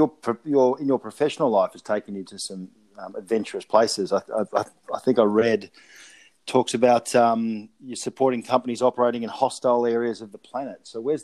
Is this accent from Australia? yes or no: yes; Australia; growing up in Australia